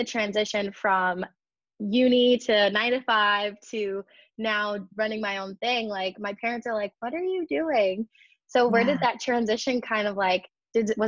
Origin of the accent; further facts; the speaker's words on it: Midwest, United States; also born or lived in California; the Midwest where I'm from